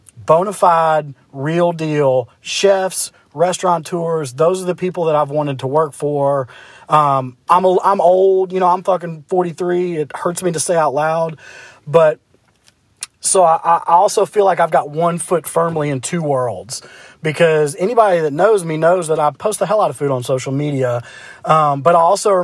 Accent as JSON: {"language": "English", "town": "Memphis", "region": "Tennessee", "country": "United States", "said": "I'm from Memphis"}